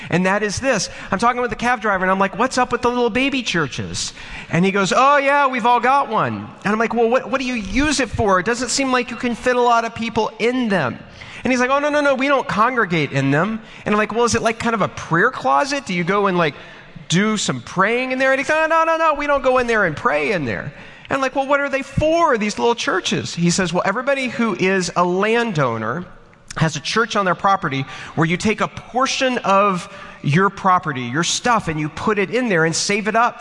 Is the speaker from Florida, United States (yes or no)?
no; Waco, Texas, United States; the Christianity that I grew up with in Waco, Texas.